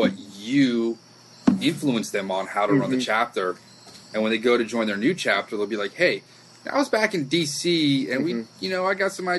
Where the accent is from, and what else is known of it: Washington, District of Columbia, United States; born or raised there